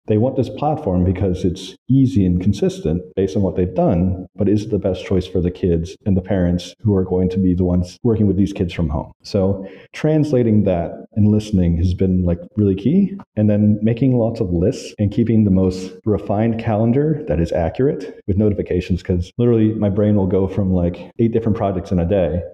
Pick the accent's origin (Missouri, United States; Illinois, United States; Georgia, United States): Georgia, United States; Valdosta; also born or lived in Orlando, Florida; now in Hanoi, Vietnam; I grew up in Valdosta, Georgia.